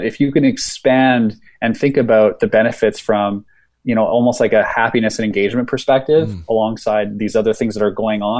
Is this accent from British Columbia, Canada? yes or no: no; Saskatchewan, Canada; moved away as an adult; I'm from Saskatchewan